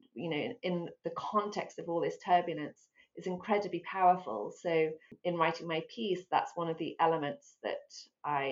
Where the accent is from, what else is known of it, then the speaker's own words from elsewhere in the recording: Abingdon, South East England, United Kingdom; moved away as an adult; also born or lived in London; now in United States; I was born in London. I grew up in Abingdon near Oxford, but I've been in the States for almost 20 years now.